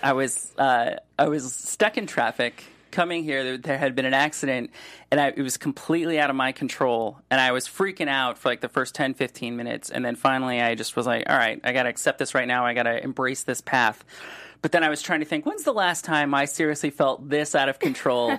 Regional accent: Solon, Ohio, United States; now in Los Angeles, United States; I grew up in Solon

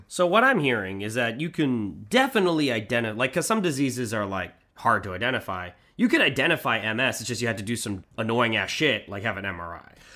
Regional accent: Manhattan Beach, California, United States; we grew up in Manhattan Beach

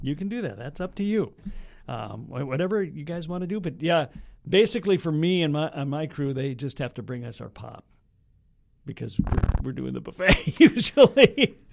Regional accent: Red Lake Falls, Minnesota, United States; my hometown, Red Lake

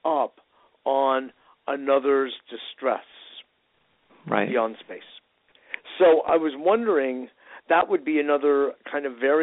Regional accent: Westport, Connecticut, United States; I grew up with her in Westport, Connecticut

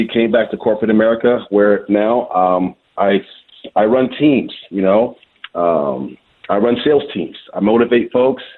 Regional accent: Washington, District of Columbia, United States; also born or lived in Liberia; now in Michigan, United States; I'm born and raised in Washington, D.C., to families who are from West Africa.

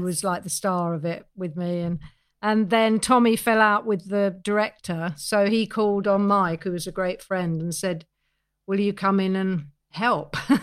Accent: London, United Kingdom; I was seventeen years old. I was from Neasden.

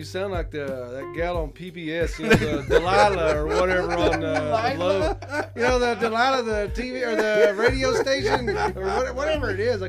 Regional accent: Loving, Texas, United States; now in Capitan, United States; No, I'm out of Texas, so we used to fish all the stock tanks over there.

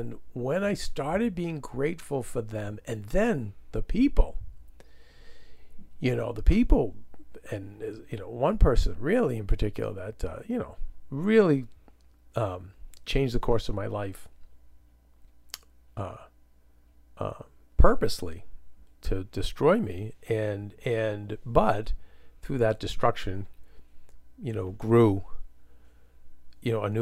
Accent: Medford, United States; we grew up in Medford.

